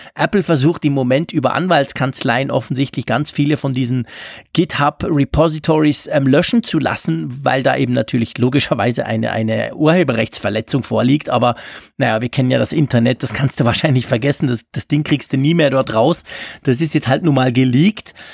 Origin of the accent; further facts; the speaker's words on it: Switzerland; als Schweizer